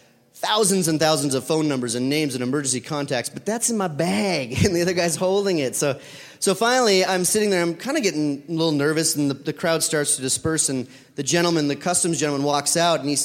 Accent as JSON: {"language": "English", "country": "United States", "said": "I'm from America."}